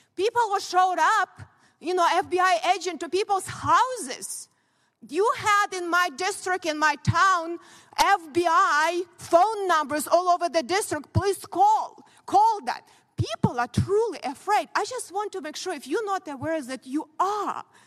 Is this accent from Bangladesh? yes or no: no; Ukraine; born or raised there; now in United States